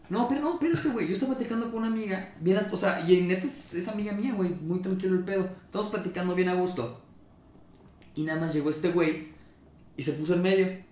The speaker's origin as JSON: {"language": "Spanish", "country": "Mexico", "said": "somos mexicanos"}